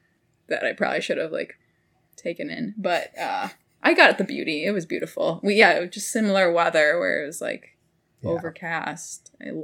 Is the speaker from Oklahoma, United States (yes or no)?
no; Wisconsin, United States; I grew up in Wisconsin.